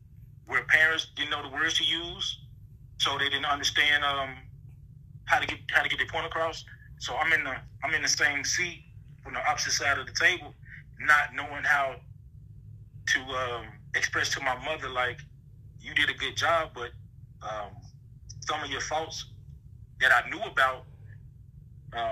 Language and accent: English; the South, United States; now in Austin, United States; growing up in the South